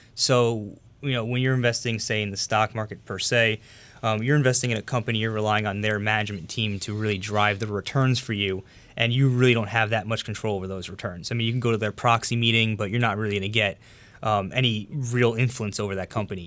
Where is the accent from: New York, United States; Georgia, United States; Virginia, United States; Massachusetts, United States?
New York, United States; Long Island; also born or lived in Astoria, Queens; I was born and raised on Long Island in New York.